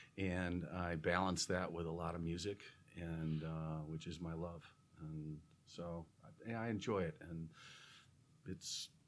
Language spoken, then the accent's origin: English; St. Charles, Illinois, United States; born or raised there; also born or lived in Oak Park, Illinois